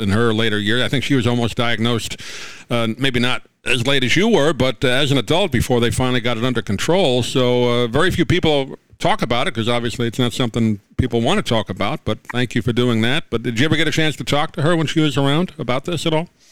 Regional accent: New York, United States; I grew up in New York

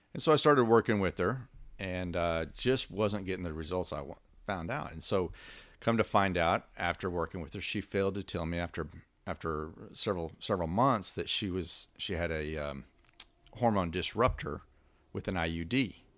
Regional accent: West Texas, United States; I come from West Texas

